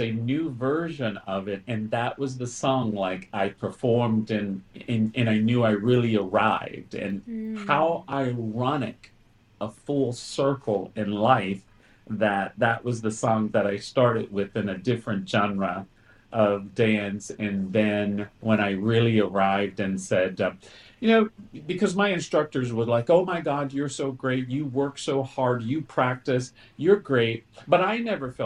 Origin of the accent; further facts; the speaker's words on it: Mississippi, United States; I was born and raised in Mississippi